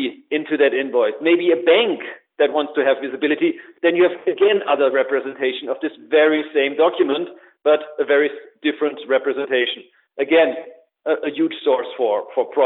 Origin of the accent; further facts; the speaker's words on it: Germany; accent: German; English is a second language; as you undoubtedly can hear in my beautiful German accent, that's where I come from